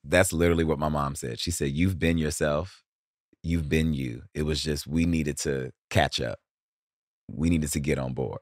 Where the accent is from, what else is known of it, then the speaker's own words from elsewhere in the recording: Cleveland, Ohio, United States; I grew up in Cleveland.